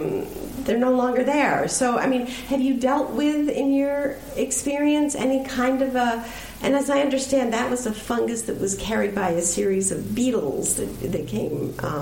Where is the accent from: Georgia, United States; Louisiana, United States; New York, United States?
New York, United States; Buffalo; I grew up in Buffalo, New York, in the 1950s